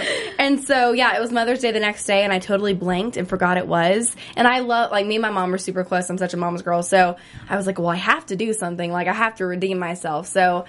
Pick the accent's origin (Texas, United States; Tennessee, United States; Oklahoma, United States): Tennessee, United States; Knoxville; I'm from East Tennessee, from Knoxville. And so I grew up on, I call it a farm. It was like three cows and a goat. So I call it a farm.